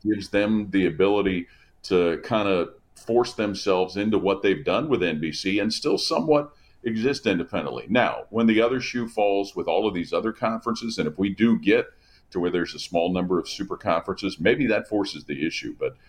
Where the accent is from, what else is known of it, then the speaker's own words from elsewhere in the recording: Cincinnati, Ohio, United States; I grew up in Cincinnati. And went to Cincinnati Moeller High School.